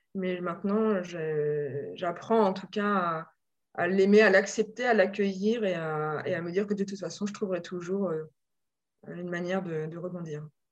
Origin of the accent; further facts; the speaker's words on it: Normandy, France; moved away as an adult; also born or lived in Paris region; J'ai grandi en Normandie et je suis venue à Paris